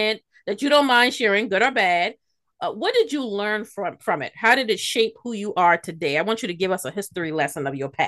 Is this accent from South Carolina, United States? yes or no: yes; Charleston, South Carolina, United States; Charleston people, you know, we got a certain last name that we do.